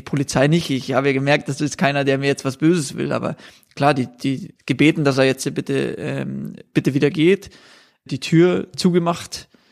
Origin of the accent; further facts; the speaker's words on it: Bavaria, Germany; als Bayer